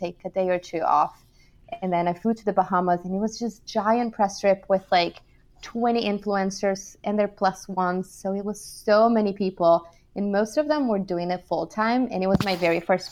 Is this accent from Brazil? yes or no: yes; Brazil; moved away as an adult; also born or lived in São Paulo, Brazil / Michigan, United States / California, United States / New York, United States; I'm actually from Brazil